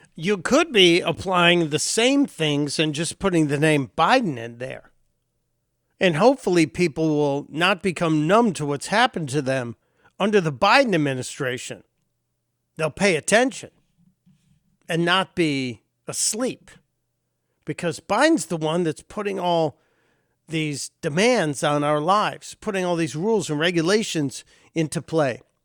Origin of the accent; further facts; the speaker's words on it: Chicago, Illinois, United States; my home state of Illinois, where I was born in the city of Chicago.